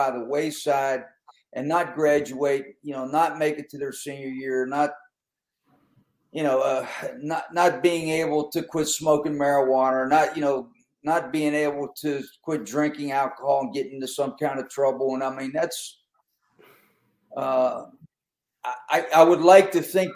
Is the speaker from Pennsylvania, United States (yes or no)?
yes; Western Pennsylvania, United States; I'm from Western Pennsylvania